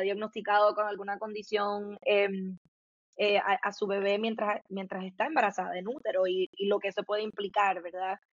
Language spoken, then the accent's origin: Spanish; Puerto Rico; soy puertorriqueña, nacida, crecida, eh, criada en Puerto Rico